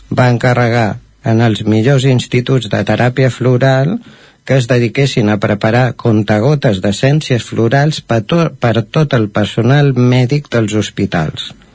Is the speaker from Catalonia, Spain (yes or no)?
yes; Caldes de Montbui, Catalonia, Spain; now in Sant Feliu de Codines, Spain; jo sóc nascut a Caldes, vaig viure a Caldes fins al 2007, llavors vam venir a viure aquí a Sant Feliu de Codines